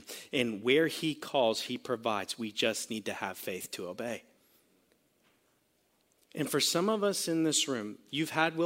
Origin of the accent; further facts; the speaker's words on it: Sarasota, Florida, United States; I grew up in Florida